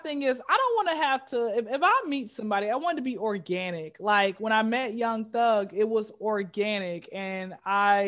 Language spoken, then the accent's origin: English; Atlanta, Georgia, United States; Born and raised in Atlanta.